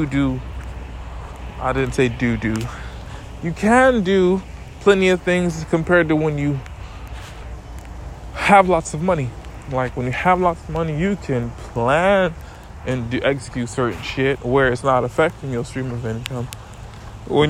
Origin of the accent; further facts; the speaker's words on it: St. Thomas, U.S. Virgin Islands; From St. Thomas, I'm from the Virgin Islands